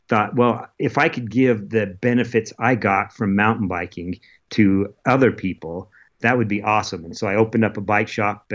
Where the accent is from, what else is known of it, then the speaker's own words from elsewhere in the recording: Utah, United States; also born or lived in Oregon / Alaska; I was only 3 years old when we moved to Utah